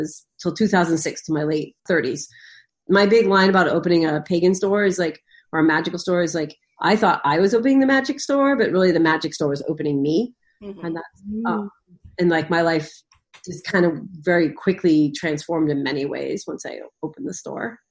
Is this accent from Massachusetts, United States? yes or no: yes; Eastern Massachusetts, United States; I'm from Eastern Massachusetts.